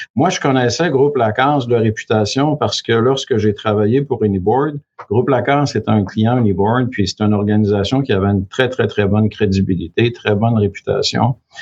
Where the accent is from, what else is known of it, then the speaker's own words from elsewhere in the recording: Quebec, Canada; moved away as an adult; also born or lived in Chicoutimi / Chicago / Vancouver; je suis originaire du Saguenay-Lac-Saint-Jean. Je suis natif du Lac-Saint-Jean.